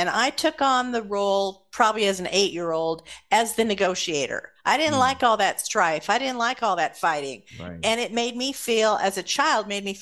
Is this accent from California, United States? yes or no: yes; Los Angeles, California, United States; also born or lived in Santa Monica / Burbank; I grew up in Los Angeles